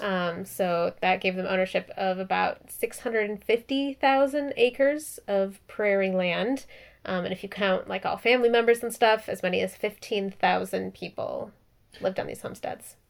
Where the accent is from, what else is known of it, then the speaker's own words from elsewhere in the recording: Minneapolis, Minnesota, United States; moved away; I actually even grew up in Minneapolis. It's been super weird and surreal watching, like, my hometown be the center of all this